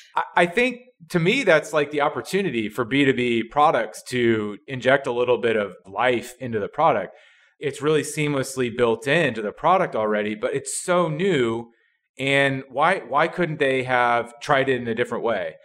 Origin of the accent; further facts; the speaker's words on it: Midwest, United States; I'm from the Midwest, and I am not from a big city.